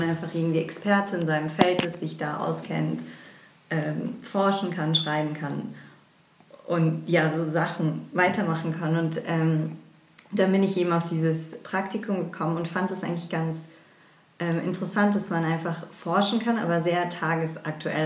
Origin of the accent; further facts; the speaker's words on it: Frankfurt, Hesse, Germany; also born or lived in England; wieder in meine Heimatstadt Frankfurt zurückgekommen